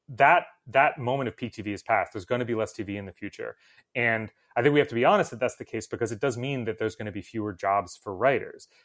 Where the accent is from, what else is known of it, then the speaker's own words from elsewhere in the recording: New Jersey, United States; I'm from New Jersey